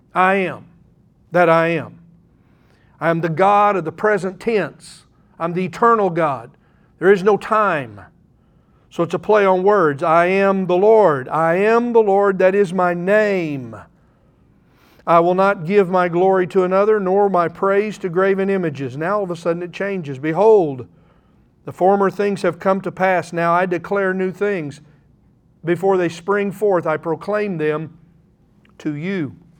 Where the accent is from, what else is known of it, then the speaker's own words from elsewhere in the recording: Oklahoma, United States; I'm an Oklahoman